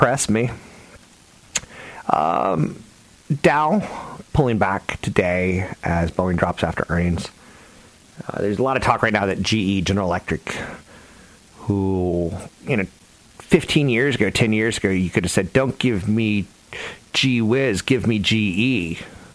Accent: the South, United States; I'm from the South

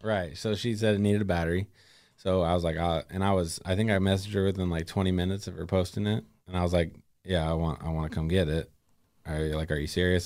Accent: Gladstone, Oregon, United States; now in Molalla, United States; I'm originally, uh, from and grew up in Gladstone.

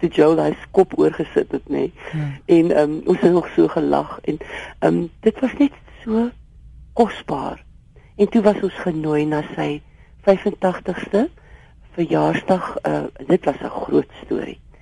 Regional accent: Eastern Cape, South Africa; ons kom beide van die Oos-Kaap af

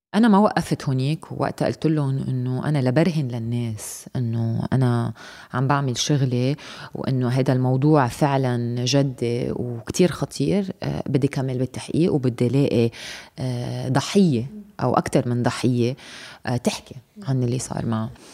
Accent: Lebanon; نحن كمواطنين لبنانيين

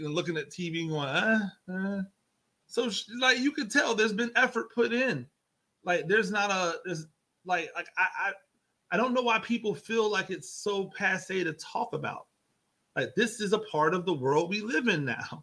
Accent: Tampa, Florida, United States; So I went to Gaither

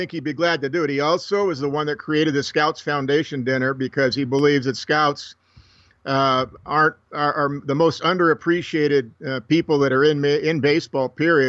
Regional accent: Los Angeles, California, United States; I'm from the San Fernando Valley, and you know where it's at. It's north of Calabasas, that area a little bit.

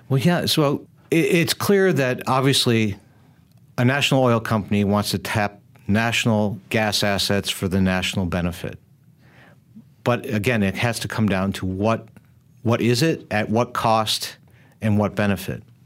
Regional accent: United States; I come from the United States

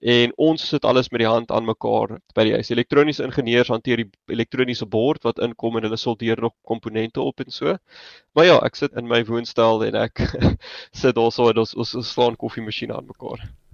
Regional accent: Johannesburg, Gauteng, South Africa; moved away as an adult; also born or lived in Stellenbosch; oorspronklik van Johannesburg af en ek het daar skool gegaan

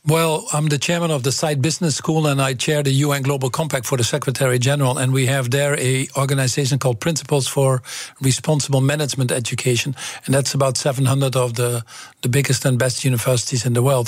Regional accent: Twente, Overijssel, Netherlands; English is a second language; moved away as an adult; I came from Twente

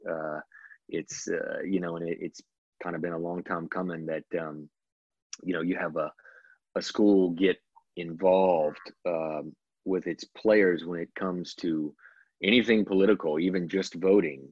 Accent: Mississippi coast, United States; moved away; I'm from the Mississippi coast originally

